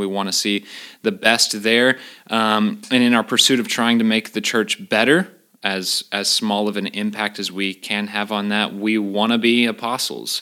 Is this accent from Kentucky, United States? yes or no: yes; Louisville, Kentucky, United States; moved away as an adult; also born or lived in Knoxville, Tennessee; now in Clarksville, United States; I'm originally from Louisville, Kentucky